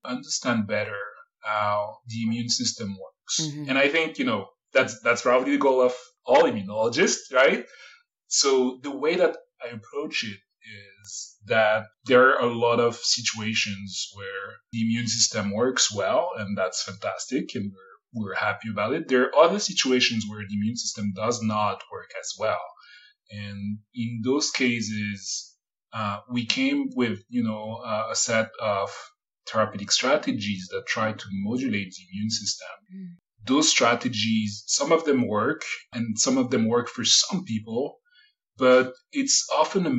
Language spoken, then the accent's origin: English; Paris, Île-de-France, France; moved away as an adult; now in San Francisco, United States; I was born in Paris and in Paris area. And I grew up around Paris